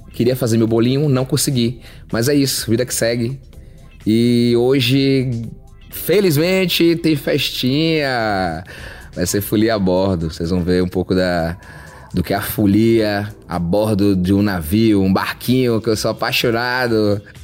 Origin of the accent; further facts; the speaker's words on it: Salvador, Bahia, Brazil; also born or lived in Mato Grosso do Sul; now in Brasília, Brazil; sou natural de Salvador, hoje moro em Brasília, já morei também no Mato Grosso do Sul